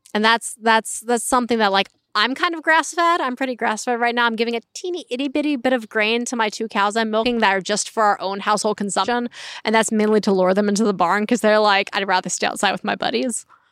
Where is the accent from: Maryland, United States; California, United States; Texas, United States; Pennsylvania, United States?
Pennsylvania, United States; Berks County; growing up in Berks County